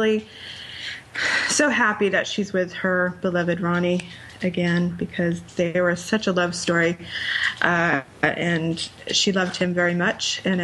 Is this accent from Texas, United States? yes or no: no; Rhode Island, United States; my home state of Rhode Island